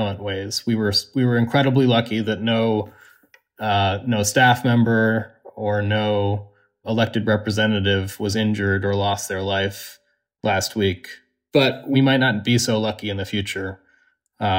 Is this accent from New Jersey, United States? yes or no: no; Washington, District of Columbia, United States; I grew up 7 blocks from the U.S. Capitol. It's my home